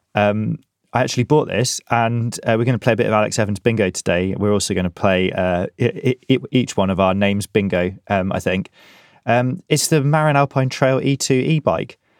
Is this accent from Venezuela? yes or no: no; England, United Kingdom; now in Scotland, United Kingdom; As English as the day I was born.